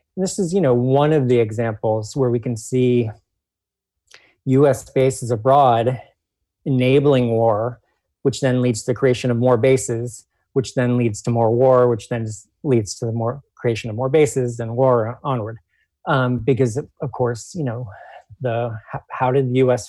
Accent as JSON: {"language": "English", "town": "Washington", "region": "District of Columbia", "country": "United States", "tie": "born or raised there", "said": "people in D.C. are also living in a colony. That's you know my hometown"}